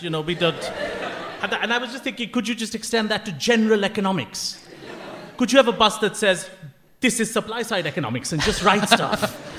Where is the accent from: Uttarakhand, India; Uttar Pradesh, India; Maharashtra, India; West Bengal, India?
West Bengal, India; Kolkata; I'm from Calcutta, hometown.